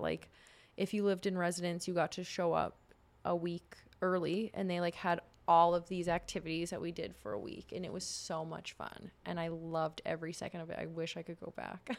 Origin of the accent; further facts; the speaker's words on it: Saskatchewan, Canada; moved away; also born or lived in Warman / British Columbia; I grew up in Saskatchewan